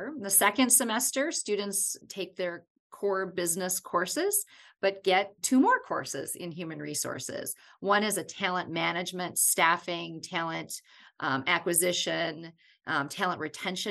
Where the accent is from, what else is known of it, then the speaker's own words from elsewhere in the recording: Wisconsin, United States; I'm from Wisconsin, and I was a student at the University